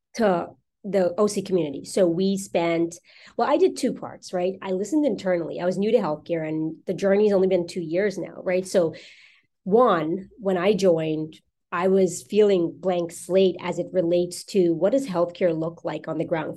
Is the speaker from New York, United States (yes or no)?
yes; New York, United States; moved away as an adult; now in Newport Beach, United States; I'm from New York